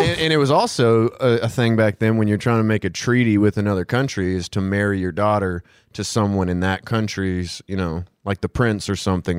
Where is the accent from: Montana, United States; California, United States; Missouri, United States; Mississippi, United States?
Missouri, United States; I'm also from Missouri